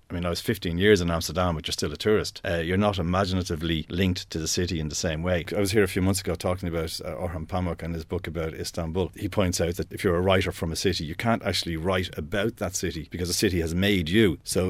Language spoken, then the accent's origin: English; Dublin, Leinster, Ireland; moved away as an adult; It was where I used to get the bus home to Finglas every day. Not only that, I was born in the Rotunda, which is on Parnell Street.